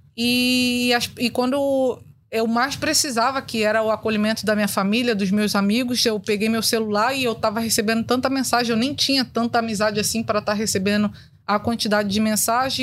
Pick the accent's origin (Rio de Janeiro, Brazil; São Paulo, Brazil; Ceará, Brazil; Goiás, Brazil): Rio de Janeiro, Brazil; eu cresci na Cidade de Deus